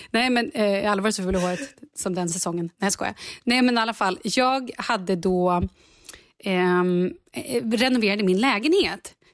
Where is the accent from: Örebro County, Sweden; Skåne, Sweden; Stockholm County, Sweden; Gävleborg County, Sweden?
Stockholm County, Sweden; Vallentuna; jag är ju ändå från Vallentuna.